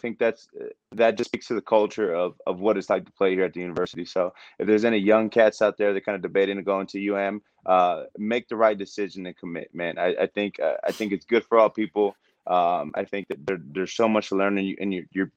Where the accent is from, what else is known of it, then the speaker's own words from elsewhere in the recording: California, United States; moved away as an adult; now in Montana, United States; I'm from California originally.